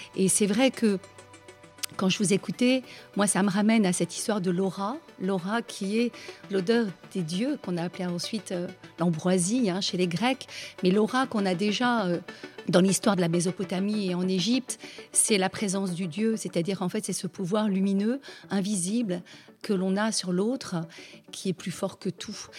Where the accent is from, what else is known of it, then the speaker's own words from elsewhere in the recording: Cantal, Auvergne-Rhône-Alpes, France; je suis née en Auvergne, dans le Cantal